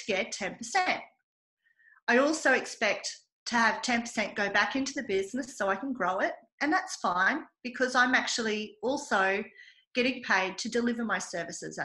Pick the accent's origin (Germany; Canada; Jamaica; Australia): Australia; I pay for the privilege of being Australian, and believe me, it is a privilege to be Australian